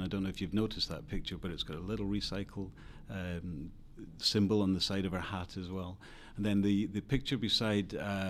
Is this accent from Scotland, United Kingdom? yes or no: yes; Scotland, United Kingdom; I am from Scotland, yeah.